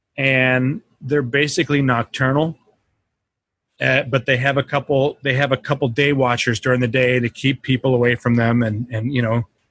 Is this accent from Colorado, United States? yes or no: yes; Colorado, United States; We grew up in Colorado